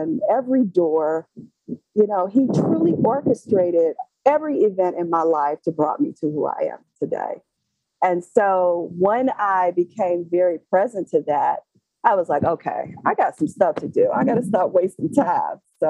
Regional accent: Detroit, Michigan, United States; I'm from Detroit, Michigan

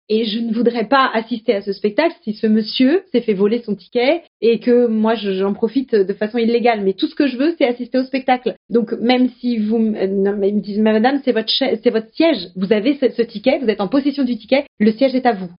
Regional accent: Strasbourg, Grand Est, France; je suis strasbourgeoise

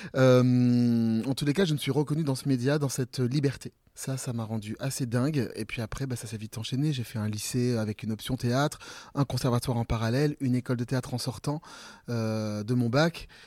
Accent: Ambazac, Nouvelle-Aquitaine, France; also born or lived in Bellac; mon entrée au théâtre, c'était une prof de grec le mercredi après-midi euh, dans mon collège à Ambazac, euh, vraiment dans, dans, le fin fond du Limousin

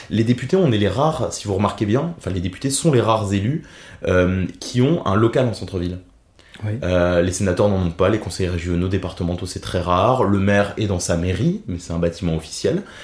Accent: Thionville, Grand Est, France; also born or lived in Metz / Nancy / Paris; Je suis né à Metz, mais je me sens thionvillois. J'habite à Thionville depuis près de 20 ans maintenant

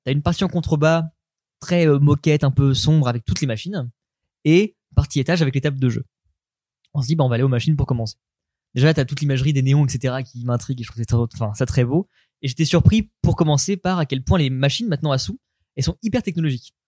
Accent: Caen, Normandy, France; moi, je suis de Caen

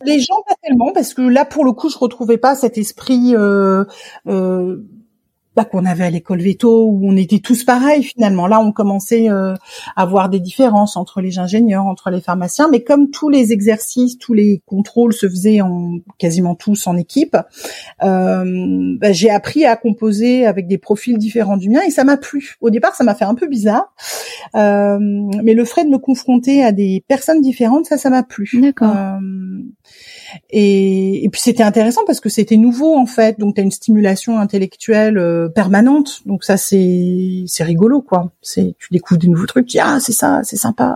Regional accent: Paris, Île-de-France, France; en tant que Parisienne, euh, née, élevée et grandie à Paris

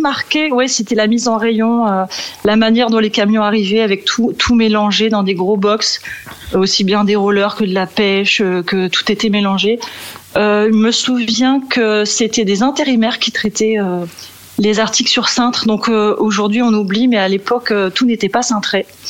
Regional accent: Valenciennes, Hauts-de-France, France; moved away as an adult; now in Meaux, France; je suis originaire du nord de la France, de Valenciennes

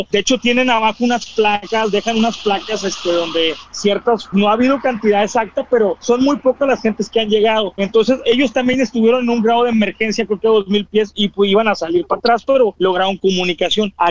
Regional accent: Mexico; Ya sabes, como mexicanos le tomamos burla

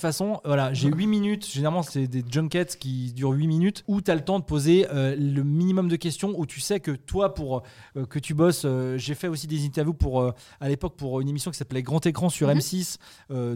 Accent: Saint-Étienne, Auvergne-Rhône-Alpes, France; moved away; also born or lived in Metz / Nantes; je suis de Saint-Étienne

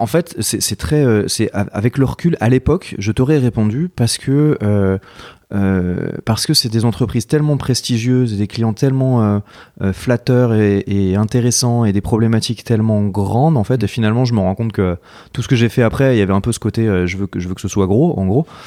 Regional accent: Marseille, Provence-Alpes-Côte d'Azur, France; moved away as an adult; also born or lived in south of France / Paris; je suis de Marseille. Euh, euh, euh, j'ai, d'ailleurs, j'ai fait mon école de commerce là-bas. En fait, j'ai, j'ai grandi un peu partout dans le sud, mais, mais j'ai, passé pas mal de temps à Marseille

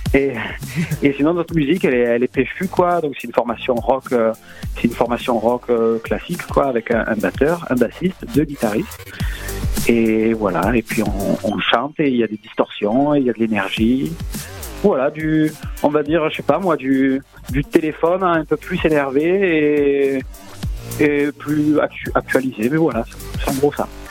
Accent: Marseille, Provence-Alpes-Côte d'Azur, France; accent: marseillais; j'ai l'accent marseillais

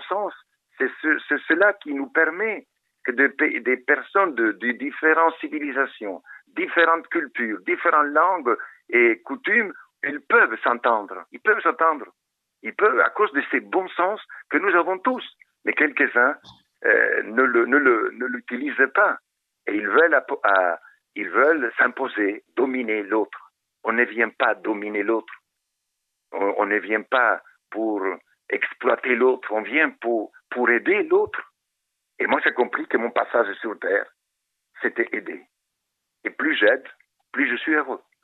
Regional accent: Argentina; moved away as an adult; now in Madagascar; j'ai grandi là-bas en Argentine

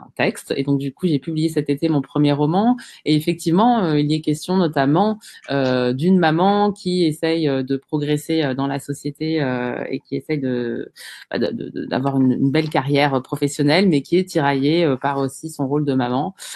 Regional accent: Bondy, Île-de-France, France; j'ai grandi euh, à Bondy, j'ai fait toute ma scolarité en REP

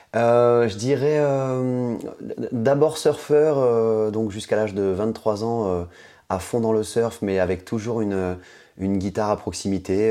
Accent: Guadeloupe, France; also born or lived in Dakar, Senegal / Bamako, Mali / south-west France; je suis parti euh, à l'âge de 10 ans et demi à peu près m'installer en Guadeloupe où ma maman vit euh, depuis 30 ans et donc euh, où j'ai grandi, j'ai fait collège, lycée, fac en Guadeloupe

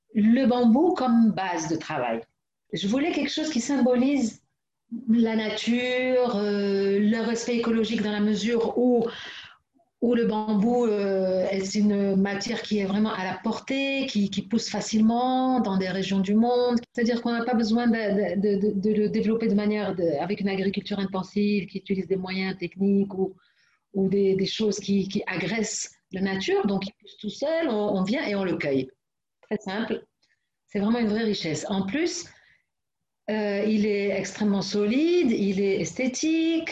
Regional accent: Morocco; chez nous au Maroc

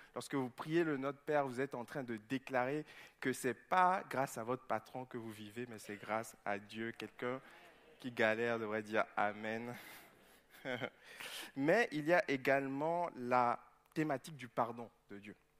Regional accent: Togo; moved away; jouais en deuxième division au Togo, dans mon pays d'origine

